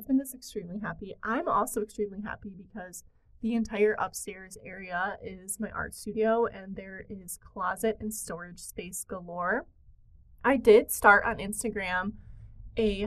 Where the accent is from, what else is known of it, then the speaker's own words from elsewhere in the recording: Detroit, Michigan, United States; now in Michigan, United States; I grew up in the Detroit area, which is a very urban area